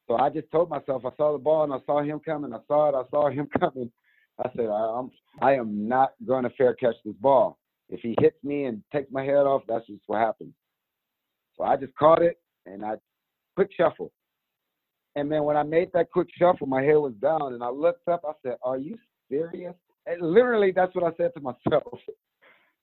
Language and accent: English; San Diego, California, United States; I grew up born and raised in San Diego. Went to Lincoln High School